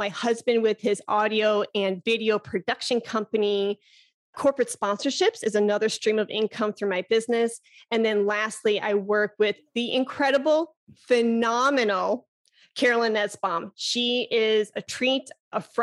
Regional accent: Chicago, Illinois, United States; now in Texas, United States; I'm originally from Chicago.

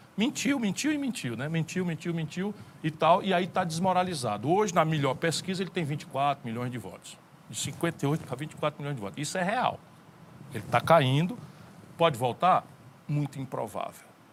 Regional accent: interior of Ceará, Brazil; fui educado a maioria esmagadora da minha educação na escola pública. E vim do interior do Ceará

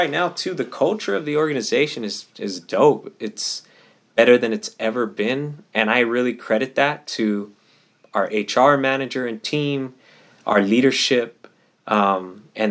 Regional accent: Pomona, California, United States; my hometown city of Pomona

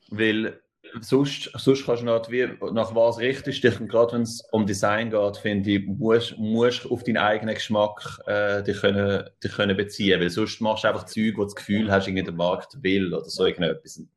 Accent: Zurich, Switzerland; now in New York, United States; Und also ich komme ursprünglich aus Zürich, beziehungsweise aus der Aglo, aber, aber nachher äh, in Zürich gelebt, irgendwie ab, ab 12, oder 13.

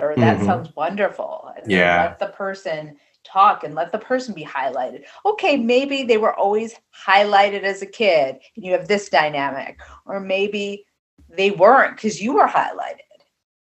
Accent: East Coast, United States; I'm from the East Coast

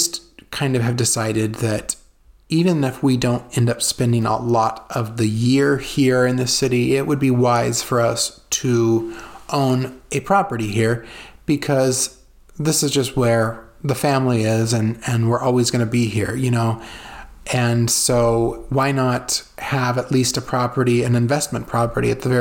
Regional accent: California, United States; moved away; the canals I grew up with in California

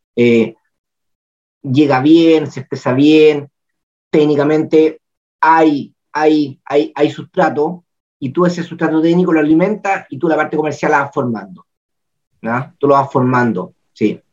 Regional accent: Chile; Yo soy el agricultor chileno

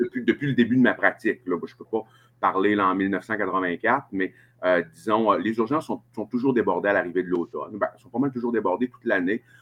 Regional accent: Chicoutimi, Quebec, Canada; accent: Saguenay-Lac-Saint-Jean; je suis né à Chicoutimi, je suis originaire de Chicoutimi

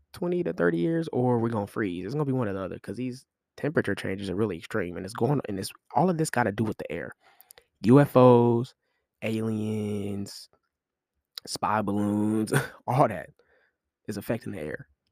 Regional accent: Kansas City, United States; I'm from Super Bowl City, you feel me, K C.

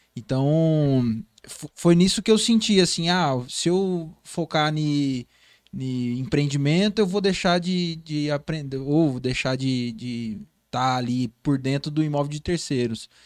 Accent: Porto Velho, Rondônia, Brazil; eu fui criado no Bairro Novo, né? Eu sou cria do Bairro Novo.

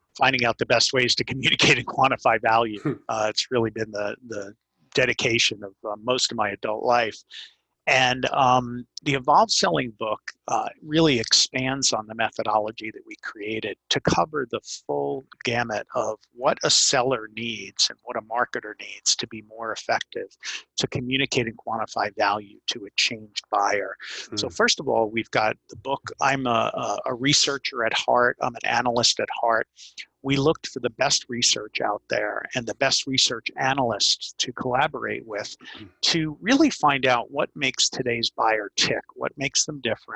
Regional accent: New York City, New York, United States; accent: Brooklyn; my Brooklyn accent

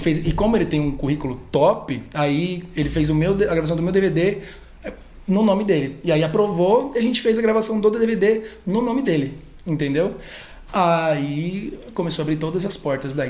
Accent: São Paulo, Brazil; also born or lived in Bragança Paulista; Sou de São Paulo, mudei para lá com 12 anos de idade e cresci lá

